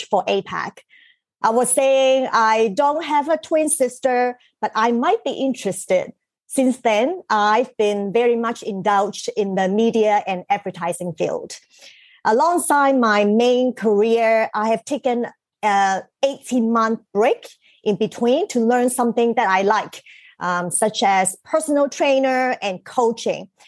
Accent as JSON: {"language": "English", "region": "Shanghai", "country": "China", "tie": "born or raised there", "said": "I was born in Shanghai"}